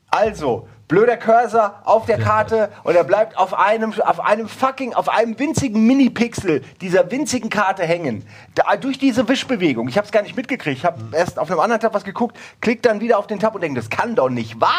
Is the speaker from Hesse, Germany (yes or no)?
yes; Wächtersbach, Hesse, Germany; Moment mal, da liegt doch nicht Wächtersbach.